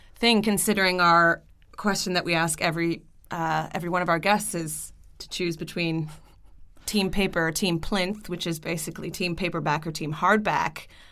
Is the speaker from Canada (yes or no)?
yes; Canada; I'm Canadian